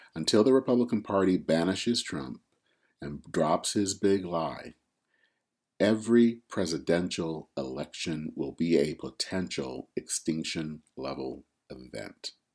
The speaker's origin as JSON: {"language": "English", "town": "Flint", "region": "Michigan", "country": "United States", "tie": "born or raised there", "said": "my hometown in, of Flint, Michigan"}